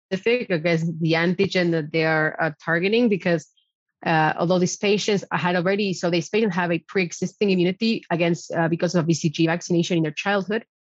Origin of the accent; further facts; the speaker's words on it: Argentina; now in Netherlands; I'm way down south in my hometown in Argentina